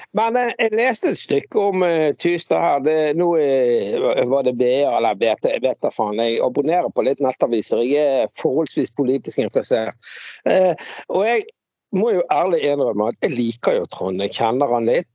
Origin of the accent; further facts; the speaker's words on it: Bergen, Vestland, Norway; Jeg vokste jo opp på Laksevåg